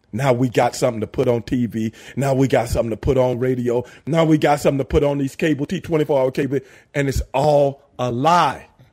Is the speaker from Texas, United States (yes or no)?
yes; Houston, Texas, United States; I'm from South Park in Southeast Houston.